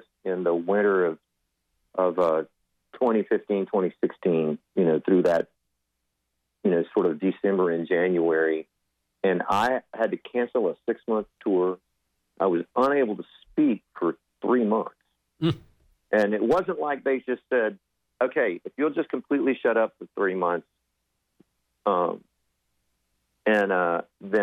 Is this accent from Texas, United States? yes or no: yes; Del Rio, Texas, United States; I was born and raised in West Texas, Del Rio, Texas